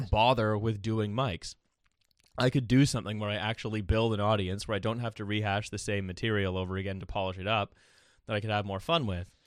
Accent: Canada; moved away as an adult; now in United Kingdom; as a Canadian. Um, and then living here in the U K

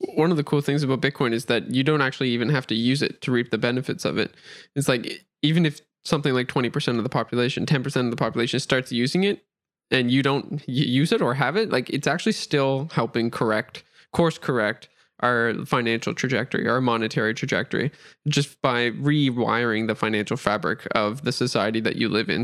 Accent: Nova Scotia, Canada; I'm from Nova Scotia, Canada

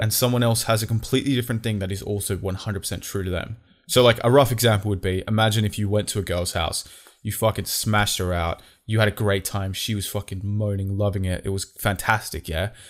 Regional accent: Australia; we're actually from Australia

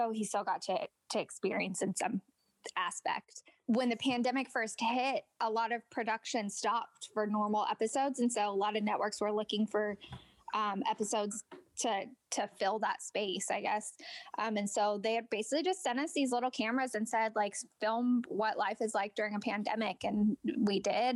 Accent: Seattle, Washington, United States; now in Texas, United States; I'm from Seattle. So I moved to Texas

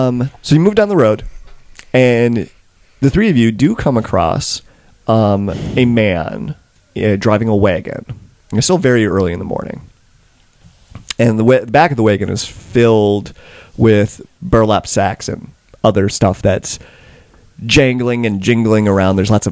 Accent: Manitoba, Canada; I'm from Westman.

